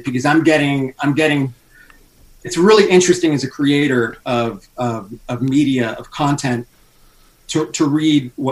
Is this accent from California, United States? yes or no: yes; Los Angeles, California, United States; now in Las Vegas, United States; Originally, I'm from California, L.A., but I was living in Las Vegas at the time